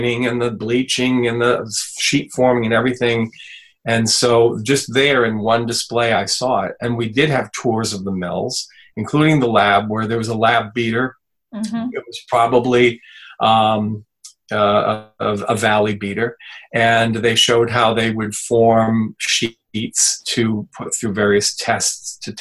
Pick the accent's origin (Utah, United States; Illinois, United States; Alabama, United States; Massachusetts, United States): Massachusetts, United States; Fitchburg; also born or lived in the Berkshires; living at my hometown in Fitchburg, which, by the way, is a paper mill town, or was